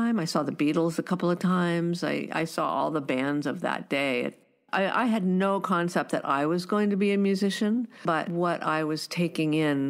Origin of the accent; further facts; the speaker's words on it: San Rafael, California, United States; now in Bowen Island, Canada; growing up in the San Francisco Bay Area was pretty heady